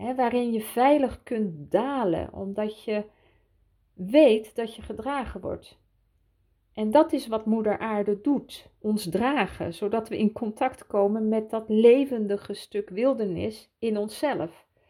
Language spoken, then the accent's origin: Dutch; Switzerland; also born or lived in Utrecht, Netherlands; ik daar ben grootgebracht. Ik herinner mij nog mijn eerste dagen in Zwitserland